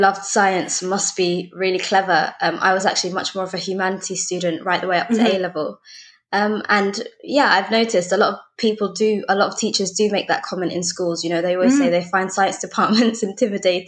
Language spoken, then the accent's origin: English; London, United Kingdom; I was born and raised in West London